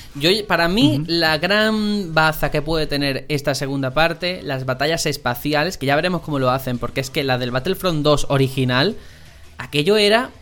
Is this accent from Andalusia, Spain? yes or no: yes; Algeciras, Andalusia, Spain; moved away; mi tierra, Algeciras